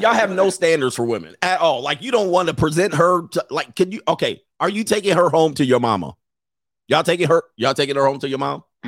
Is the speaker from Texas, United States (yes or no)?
no; Los Angeles, California, United States; I grew up in the San Fernando Valley in my late teen-, teens